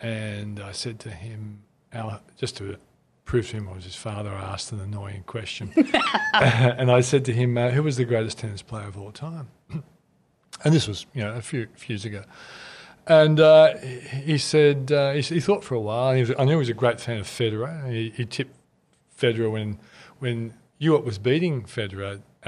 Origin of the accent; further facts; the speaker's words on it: Australia; As an Australian, can be proud of a company.